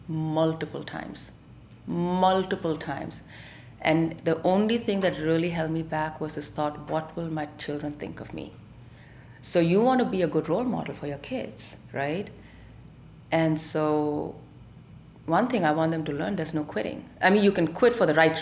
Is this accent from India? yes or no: yes; Delhi, India; also born or lived in Tamil Nadu; now in United States; We grew up in Delhi as Tamilians, as immigrants ourselves up north